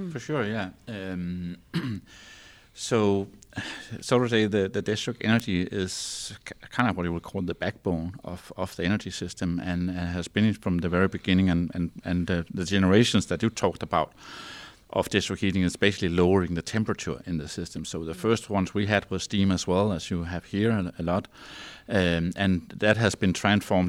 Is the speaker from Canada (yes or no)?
no; north of Copenhagen, Zealand, Denmark; English is a second language; I grew up, uh, on the, um, Copenhagen Island, so to say, we call it Zealand, so that's where the capital is, and, but, um, north of Copenhagen